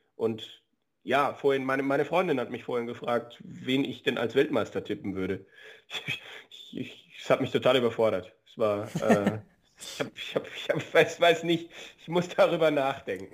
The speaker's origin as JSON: {"language": "German", "country": "Germany", "said": "bei uns in Deutschland"}